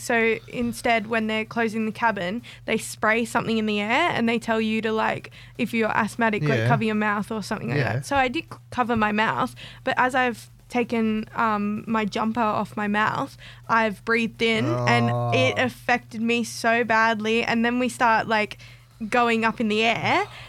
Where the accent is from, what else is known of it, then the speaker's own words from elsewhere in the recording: Sydney, New South Wales, Australia; No, because I'm from Sydney.